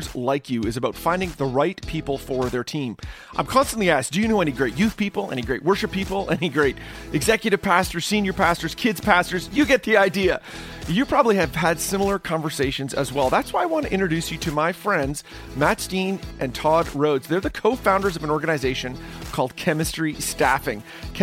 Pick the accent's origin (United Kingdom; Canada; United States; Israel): Canada; I'm Canadian. I'm on the other side of Lake Erie